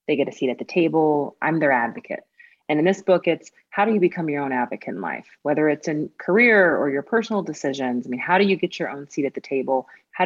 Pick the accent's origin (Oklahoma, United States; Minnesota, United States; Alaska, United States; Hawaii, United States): Oklahoma, United States; Tulsa; I'm originally from Tulsa, Oklahoma